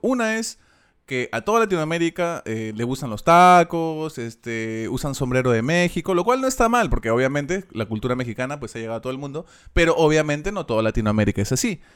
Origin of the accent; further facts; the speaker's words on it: Peru; nosotros siendo extranjeros, siendo peruanos